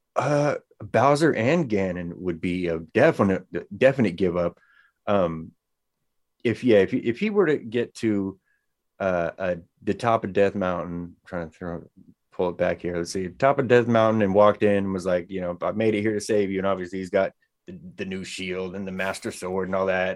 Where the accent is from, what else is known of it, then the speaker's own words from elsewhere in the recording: Bay Area, California, United States; now in Sacramento, United States; I'm a little bit outside of Sacramento. I'm originally from the Bay Area.